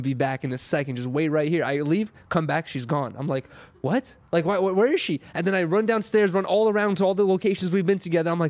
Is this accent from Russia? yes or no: yes; Russia; now in United States; I was born in Russia, right?